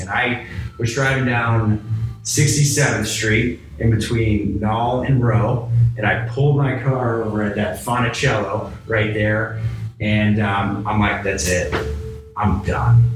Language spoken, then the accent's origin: English; Chicago, Illinois, United States; also born or lived in Pittsburgh, Pennsylvania; I grew up in Chicago.